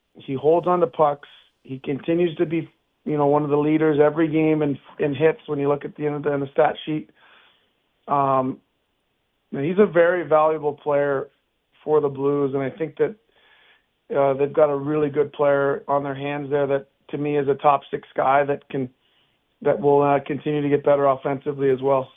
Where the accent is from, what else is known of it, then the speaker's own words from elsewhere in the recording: Canada; now in United States; Canadian, which I am